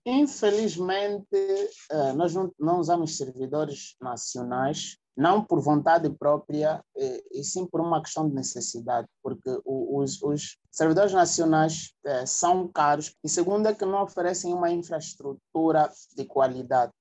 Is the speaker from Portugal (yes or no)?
no; Luanda, Luanda Province, Angola; nasceu e cresceu aqui no Cazenga. Né? A minha mãe é zungueira e o meu pai é carpinteiro. Tu já deves imaginar né? um rapaz a crescer no Cazenga